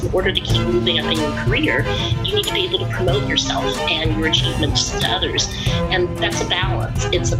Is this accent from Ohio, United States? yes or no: no; Knoxville, Iowa, United States; also born or lived in Peoria, Illinois; I was born in Peoria, Illinois. I grew up in rural Iowa, in Knoxville, Iowa, which isn't that typical.